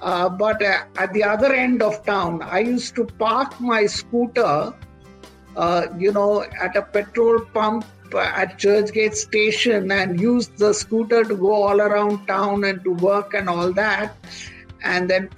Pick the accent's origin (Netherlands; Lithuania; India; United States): India; Bangalore, Karnataka; born or raised there; now in Mumbai, India